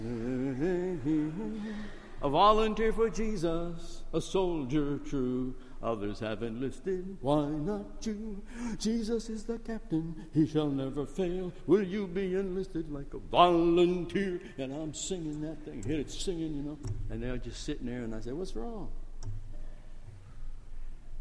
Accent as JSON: {"language": "English", "town": "Chicago", "region": "Illinois", "country": "United States", "tie": "born or raised there", "moved": "as an adult", "lives_now": "Georgia, United States", "said": "I grew up in Chicago"}